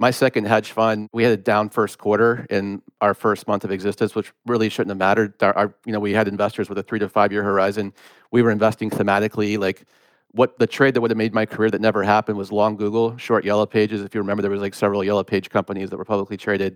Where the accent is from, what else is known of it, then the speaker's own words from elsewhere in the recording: Gwinnett County, outside Atlanta, Georgia, United States; I grew up in Gwinnett County